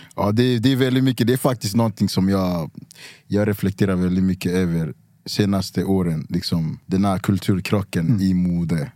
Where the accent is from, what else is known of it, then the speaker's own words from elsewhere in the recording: Cameroon; moved away; also born or lived in Luleå, Sweden; jag är från Kamerun, det, är- det är tropiskt. Vi har regnskogar.